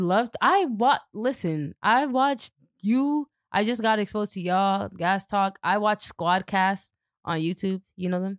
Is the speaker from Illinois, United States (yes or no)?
no; Boston, Massachusetts, United States; I grew up in Dorchester